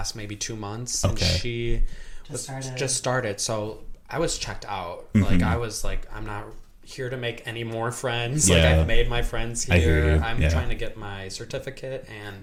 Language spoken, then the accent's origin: English; Milwaukee, Wisconsin, United States; I was born and raised in Milwaukee, Wisconsin, more near the airport area